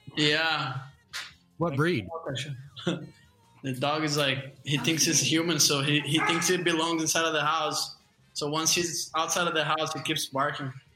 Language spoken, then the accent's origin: English; Guarujá, São Paulo, Brazil; also born or lived in California; I'm from Guarujá. It's a couple hour drive from the airport in São Paulo